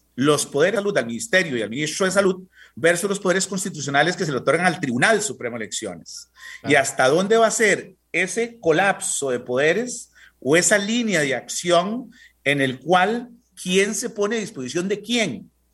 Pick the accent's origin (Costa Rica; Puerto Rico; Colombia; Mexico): Costa Rica; nosotros como costarricenses